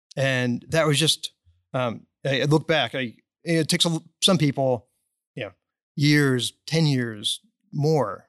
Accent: Dallas, Texas, United States; I was born and raised in Dallas.

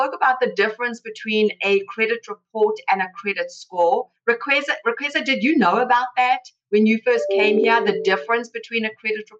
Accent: South Africa; moved away as an adult; now in United States; I came from South Africa. I was an immigrant myself. I came here 22 years ago.

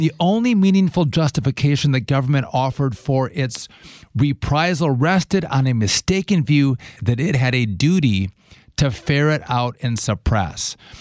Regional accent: Wisconsin, United States; my home state, I would say our home state of Wisconsin

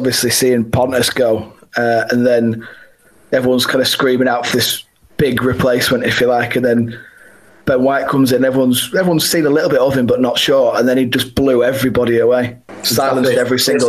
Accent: Leeds, Yorkshire and the Humber, United Kingdom; as a young lad growing up, I've always thought, oh, I'd love to play for Leeds, my hometown club

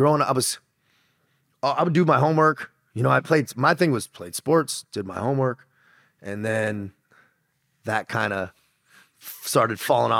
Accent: San Diego, California, United States; Dude, I grew up in San Diego, California. My dad was in the Marines, so I grew up on a Marine base for a little bit. And then we just stayed in California. So I had that SoCal bro lifestyle

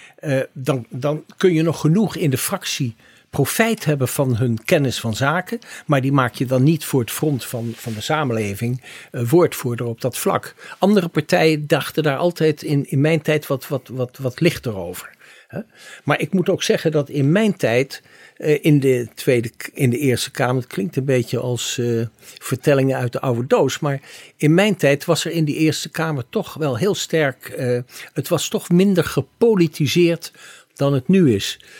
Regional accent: The Hague, South Holland, Netherlands; ik kom uit het Benoordenhout. We hebben trouwens op dezelfde middelbare school gezeten

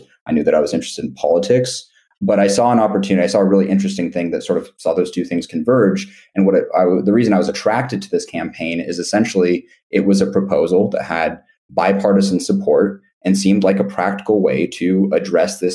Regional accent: Seattle, Washington, United States; I grew up in Seattle, Washington

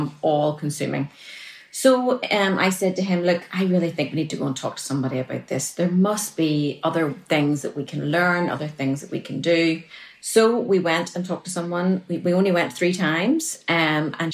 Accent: Northern Ireland, United Kingdom; I'm from Northern Ireland because they'll have to adjust to my accent

